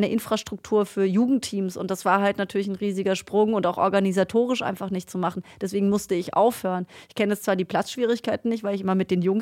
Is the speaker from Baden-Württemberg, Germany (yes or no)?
yes; Black Forest, Baden-Württemberg, Germany; komm aus dem Schwarzwald, Leute. Ich kann kein Hochdeutsch und schon gar kein äh, Hamburgerisch.